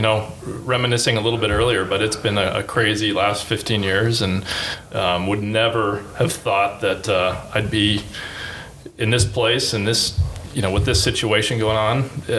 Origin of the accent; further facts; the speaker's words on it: Chicago, Illinois, United States; born there; And when I was born in Chicago and only lived there for a year, so no memories of that.